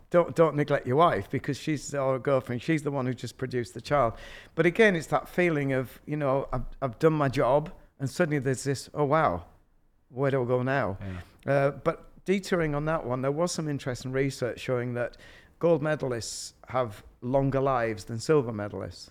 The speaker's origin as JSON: {"language": "English", "region": "Yorkshire and the Humber", "country": "United Kingdom", "said": "I'm from Yorkshire"}